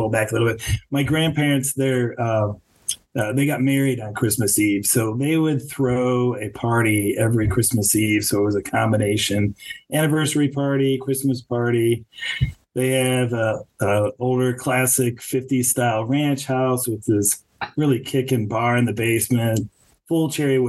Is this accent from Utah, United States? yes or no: no; Ohio, United States; growing up in Ohio